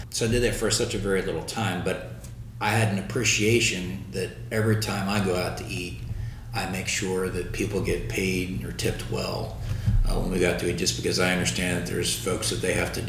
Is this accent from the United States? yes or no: yes; Baltimore, Maryland, United States; moved away as an adult; now in Lakeland, United States; Baltimore, Maryland, like the D.C. Baltimore area.